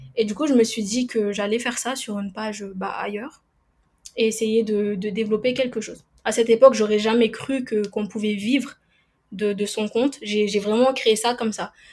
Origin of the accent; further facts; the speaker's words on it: Madagascar; now in Réunion, France; je suis originaire de Madagascar et je vis à La Réunion